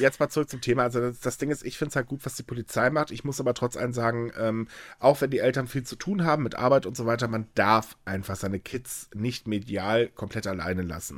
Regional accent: Hamburg, Germany; ich bin Hamburger

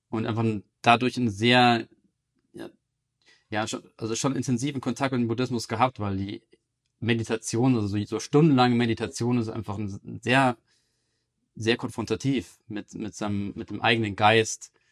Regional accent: Munich, Bavaria, Germany; born there; also born or lived in Amsterdam / London / Berlin; Ich bin in München geboren, 1986.

